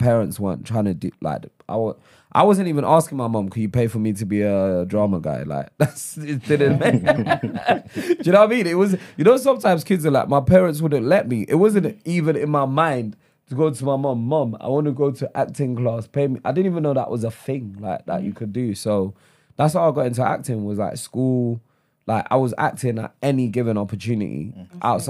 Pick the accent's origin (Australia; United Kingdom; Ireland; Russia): United Kingdom; London; also born or lived in Lagos, Nigeria; I grew up in Holloway, in Islington